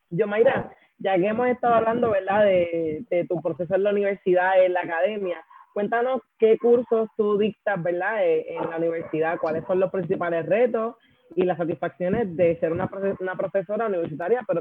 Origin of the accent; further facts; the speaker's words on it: Puerto Rico; es algo que nosotras como mujeres puertorriqueñas negras, cuando vamos a otros lugares todo el tiempo nos hacemos esa pregunta precisamente por eso